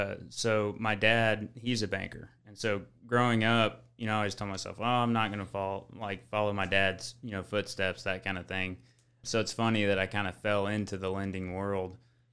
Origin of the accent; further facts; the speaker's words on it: Joshua, Texas, United States; I grew up in around the Fort Worth area, Joshua, Texas.